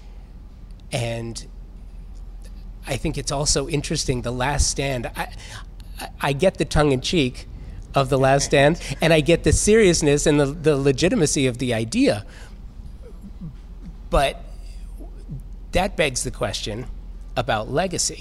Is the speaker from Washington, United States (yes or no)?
no; Los Angeles, California, United States; I'm a native Angeleno. Born and raised, moved around, but always come home